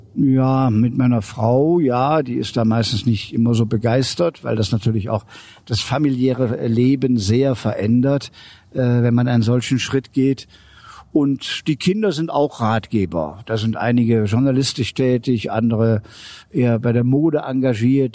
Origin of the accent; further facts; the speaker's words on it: Aachen, North Rhine-Westphalia, Germany; also born or lived in Munich; In Aachen, wo ich zu Hause bin